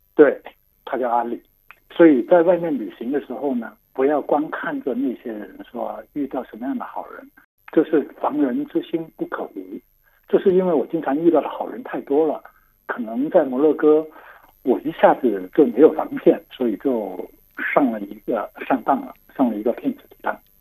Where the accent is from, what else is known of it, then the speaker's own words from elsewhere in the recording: Guangdong, China; Chinese is a second language; 我是广东人，所以我就不太会说纯正的